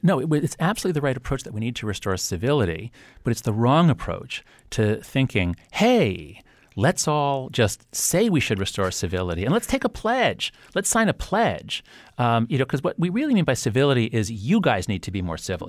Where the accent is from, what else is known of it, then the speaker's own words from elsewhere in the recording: United States; my sense of pride in being an American